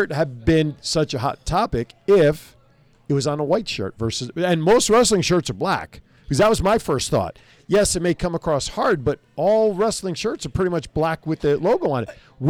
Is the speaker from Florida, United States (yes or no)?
no; New Jersey, United States; accent: Jersey; It's my Jersey accent.